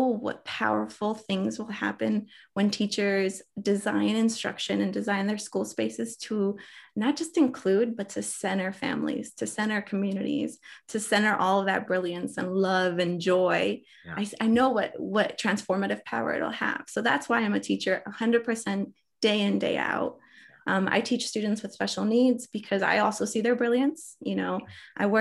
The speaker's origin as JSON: {"language": "English", "region": "Bogotá", "country": "Colombia", "tie": "born or raised there", "moved": "yes", "lives_now": "United States", "said": "I was born in Bogota, Colombia"}